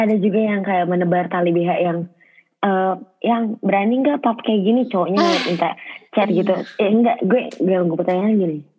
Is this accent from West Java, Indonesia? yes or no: yes; Bekasi, West Java, Indonesia; gue orang Bekasi